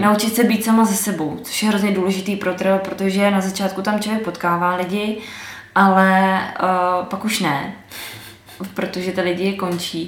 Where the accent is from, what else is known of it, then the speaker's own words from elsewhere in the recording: Moravia, Vysočina Region, Czechia; also born or lived in Slovakia; Tak já jsem původem Moravanda z Vysočiny.